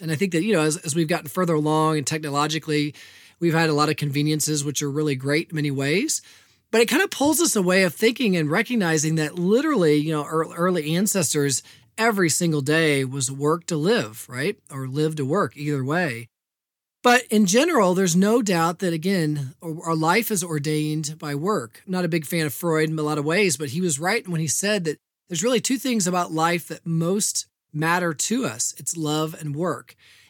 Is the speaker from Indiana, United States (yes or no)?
yes; Evansville, Indiana, United States; I'm the oldest of four children, and I was born in Indianapolis. Grew up, though, on the most of my life, from the age of two on the west side of Evansville.